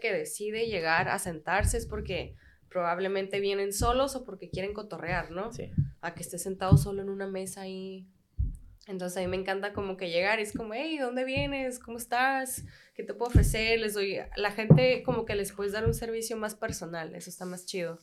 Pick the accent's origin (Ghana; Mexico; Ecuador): Mexico; Tijuana, Baja California; also born or lived in United States / Australia; soy de Tijuana, una frontera